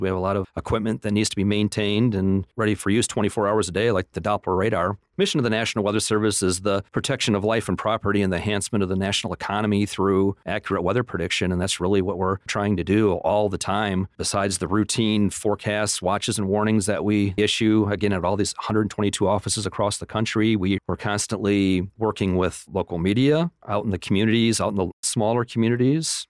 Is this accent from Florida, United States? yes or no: no; Flint, Michigan, United States; moved away as an adult; now in Lubbock, United States; I grew up in Michigan, Flint, Michigan